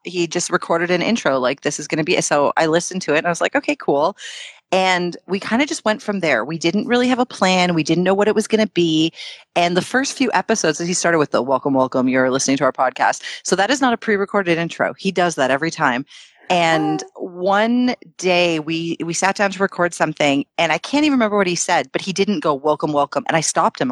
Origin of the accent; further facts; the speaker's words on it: Toronto, Ontario, Canada; we were born and raised in Canada, like in Toronto